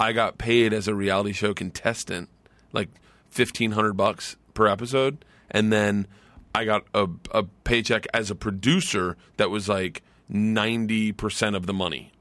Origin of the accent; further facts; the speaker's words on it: Florida, United States; I grew up in Florida.